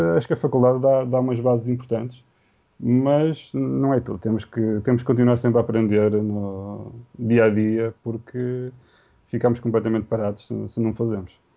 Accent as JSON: {"language": "Portuguese", "country": "Portugal", "also_born_or_lived": "Vila Nova de Gaia", "said": "ninguém me conseguia identificar que eu fosse português"}